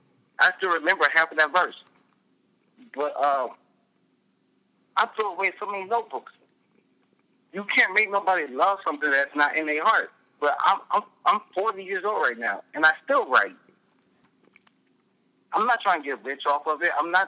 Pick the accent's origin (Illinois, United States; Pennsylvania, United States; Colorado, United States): Illinois, United States; Peoria; Oh, man. I love Peoria, man. I don't care where I go, man. I've been all over the United States. I've even been abroad.